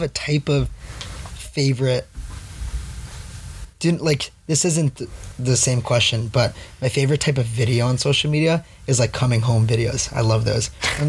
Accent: South Florida, United States; I was raised in South Florida. There's no country music there

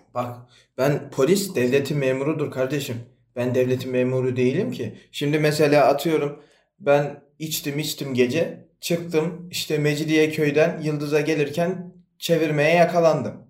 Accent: Erzurum, Turkey; ben de Erzurumluyum.

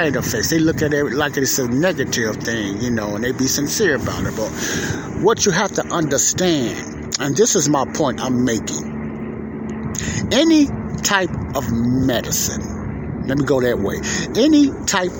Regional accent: Chicago, Illinois, United States; I'm here at the lakefront in my hometown of Chicago, Illinois

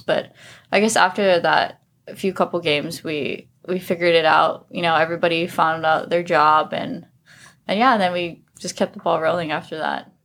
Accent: Oahu, Hawaii, United States; moved away as an adult; also born or lived in Sonoma, California; I'm from Oahu

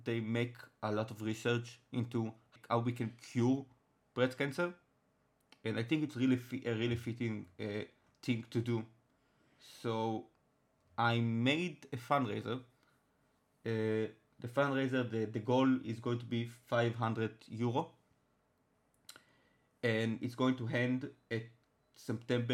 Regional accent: Israel; first language Hebrew; English is a second language; I'm from Israel. My first language is Hebrew.

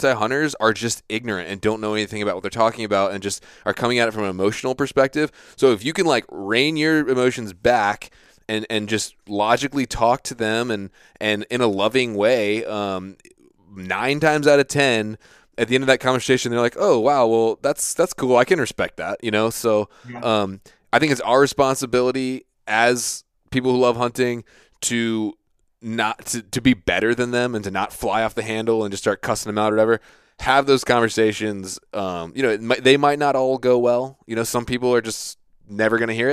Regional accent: Virginia Beach, Virginia, United States; I grew up in Virginia Beach, Virginia, which is where lots of Navy SEALs are based

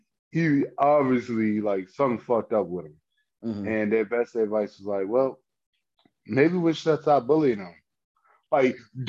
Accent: New Jersey, United States; Because yeah, I'm really from Jersey, you're not.

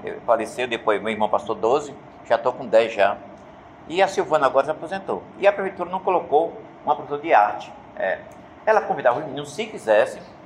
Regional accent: Natal, Rio Grande do Norte, Brazil; Nasci na Vila de Ponta Negra e moro na Vila de Ponta Negra até hoje

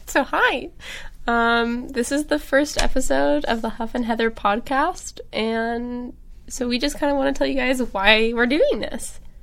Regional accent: Jonesboro, Arkansas, United States; I'm from Arkansas, I'm from Jonesboro, and I have a big family and grew up with a lot of animals

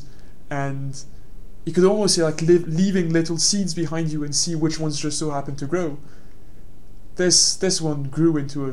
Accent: France; moved away as an adult; now in London, United Kingdom; my hometown, which is, let's be honest, not the biggest town in France

